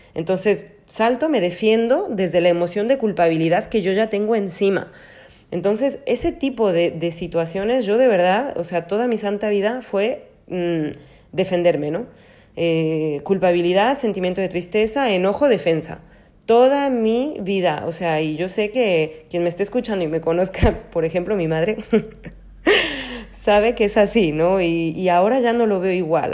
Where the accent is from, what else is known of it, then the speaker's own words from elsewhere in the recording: Mexico; also born or lived in Spain; now in Paris, France; nací y crecí en México, luego estuve en España 12 años